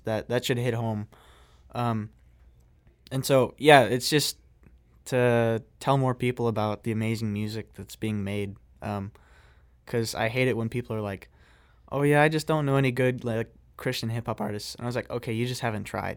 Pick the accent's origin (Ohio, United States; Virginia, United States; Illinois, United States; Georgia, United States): Illinois, United States; Greenville; moved away; my hometown, uh, which is really a small hometown, uh, in Illinois, uh, shout out to Greenville